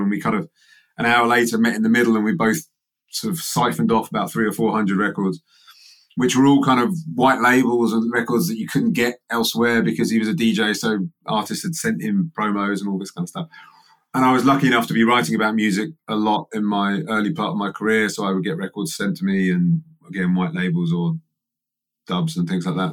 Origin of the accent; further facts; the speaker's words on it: England, United Kingdom; I'm English